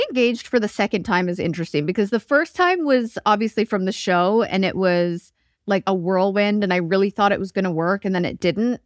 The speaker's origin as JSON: {"language": "English", "region": "Alberta", "country": "Canada", "tie": "born or raised there", "also_born_or_lived": "Vancouver", "moved": "as an adult", "lives_now": "Nashville, United States", "said": "I grew up in Alberta and then moved to Vancouver when I was twenty."}